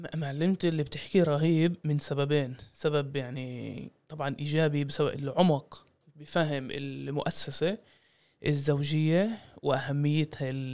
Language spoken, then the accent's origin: Arabic; Jaffa, Tel Aviv District, Israel; انا من يافا واجدادي مرقوا النكبه